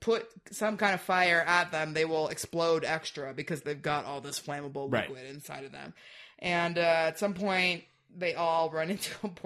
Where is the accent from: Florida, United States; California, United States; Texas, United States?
California, United States; Southern; I'm from Southern California